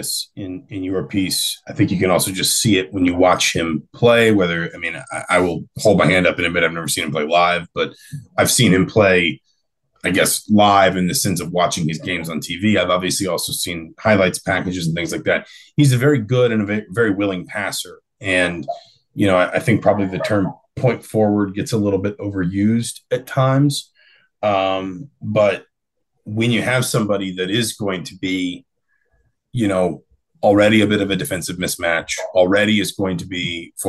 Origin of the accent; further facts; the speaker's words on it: Atlanta, Georgia, United States; growing up in Atlanta